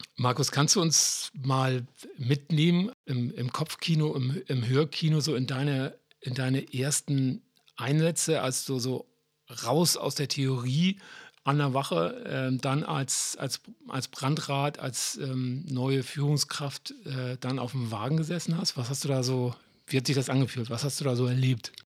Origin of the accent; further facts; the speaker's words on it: Hamburg, Germany; als Hamburger